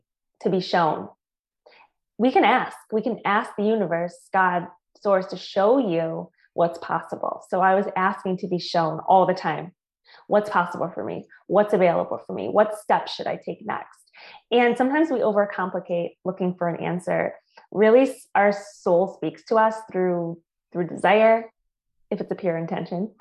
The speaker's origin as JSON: {"language": "English", "region": "Michigan", "country": "United States", "also_born_or_lived": "Tampa, Florida / San Diego, California", "moved": "yes", "said": "I'm originally from Michigan"}